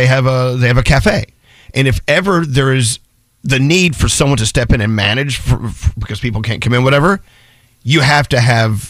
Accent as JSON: {"language": "English", "region": "the South", "country": "United States", "tie": "born or raised there", "said": "Growing up in the South, Froggy would understand this. The Southern girls mating call."}